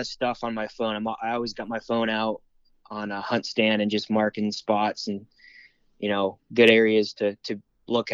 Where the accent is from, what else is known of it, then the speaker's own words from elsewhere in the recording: Warren, Pennsylvania, United States; now in Meadville, United States; I'm from Warren, Pennsylvania